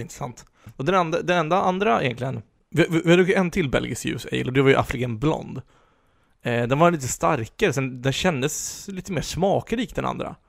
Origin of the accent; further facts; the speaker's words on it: Sweden; som svenskar är vi ju väldigt konflikträdda